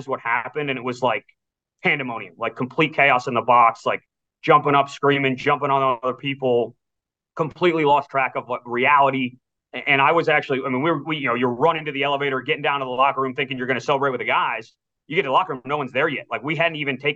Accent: Wellesley, Massachusetts, United States; moved away; my hometown in Wellesley

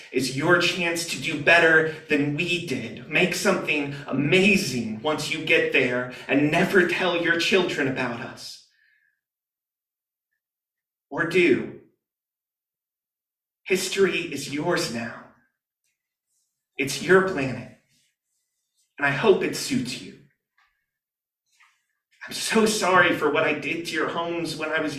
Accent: Georgia, United States; my home state of Georgia

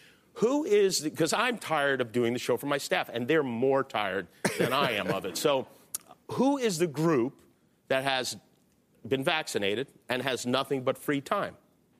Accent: Las Vegas, Nevada, United States; moved away; I grew up in Las Vegas.

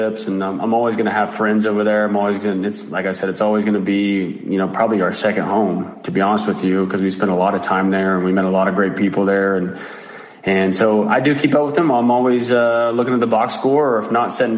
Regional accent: United States; Tologa, which is my hometown

